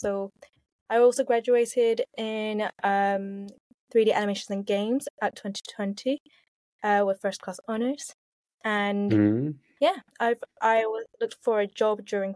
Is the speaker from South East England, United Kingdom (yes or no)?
no; London, United Kingdom; I was born and raised in Southeast London.